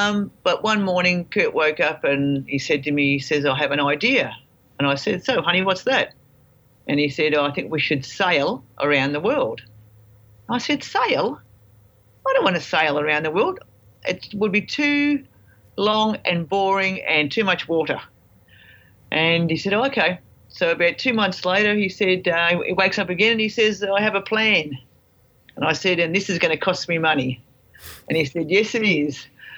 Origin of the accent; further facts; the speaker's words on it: Australia; We're from Australia